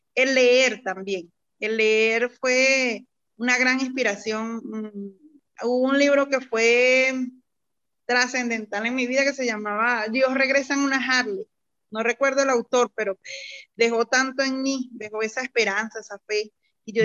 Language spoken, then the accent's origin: Spanish; Venezuela; moved away as an adult; now in Colombia; yo soy venezolana, mm, de nacionalidad venezolana, y, pero actualmente me encuentro acá en Colombia residenciada en estos momentos